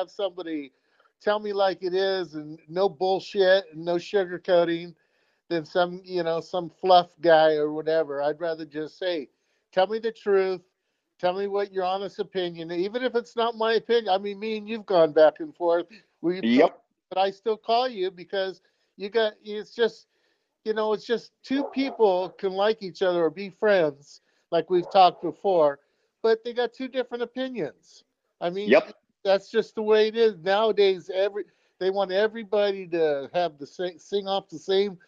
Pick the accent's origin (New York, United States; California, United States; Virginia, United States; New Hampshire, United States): California, United States; Bay Area; I grew up in the Bay Area